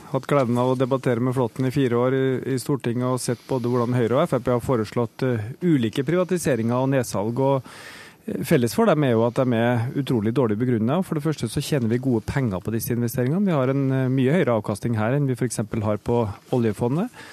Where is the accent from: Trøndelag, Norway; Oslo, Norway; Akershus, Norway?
Trøndelag, Norway; Trondheim; min hjemby Trondheim